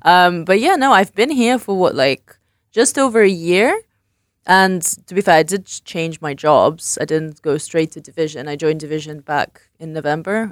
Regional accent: England, United Kingdom; moved away as an adult; also born or lived in London; I grew up in England and I worked in London.

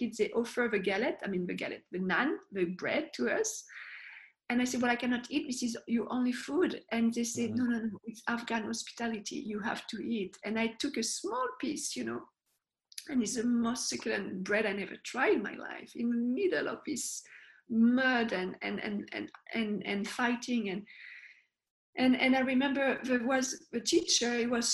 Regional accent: France; moved away; I was born in France

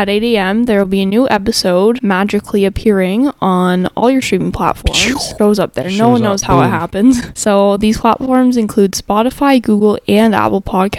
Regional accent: Canada; we are Canadian

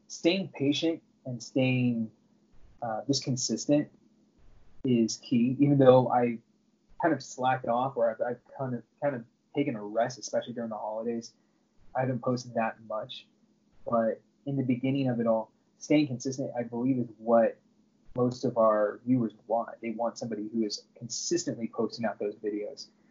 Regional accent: Southern California, United States; I grew up in Southern California my entire life, and I currently live in Orange County

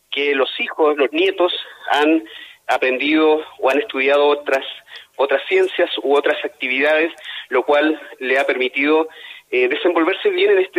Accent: Chile; me identifico primero como Aymara y en segundo lugar como chileno.

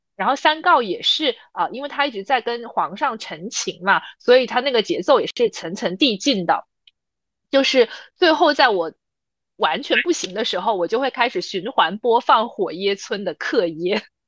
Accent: Guangzhou, Guangdong, China; 我是来自广州的

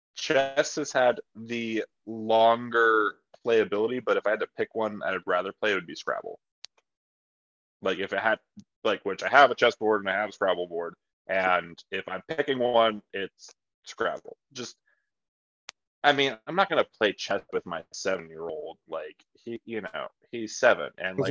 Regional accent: Ohio, United States; It's not my fault I'm from Ohio.

